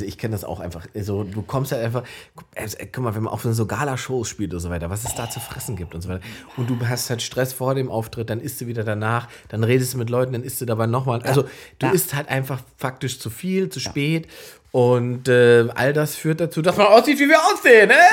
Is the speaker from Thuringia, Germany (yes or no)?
no; Salzwedel, Saxony-Anhalt, Germany; ich komme aus Salzwedel, Sachsen-Anhalt, in der Altmark, so ein kleiner Ort im Nirgendwo quasi